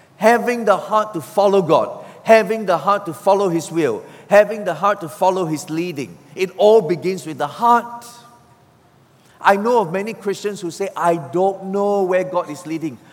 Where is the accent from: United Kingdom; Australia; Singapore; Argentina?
Singapore; I'm a Singaporean. We Singaporeans don't know about rivers.